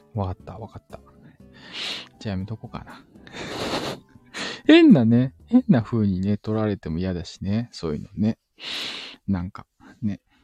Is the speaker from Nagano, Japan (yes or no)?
no; Osaka, Japan; うちも大阪人やった